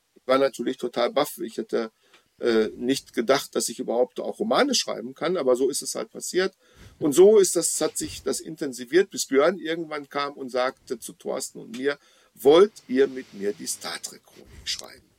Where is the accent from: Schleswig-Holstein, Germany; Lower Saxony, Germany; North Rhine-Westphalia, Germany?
North Rhine-Westphalia, Germany; Dortmund; in meiner Heimatstadt Dortmund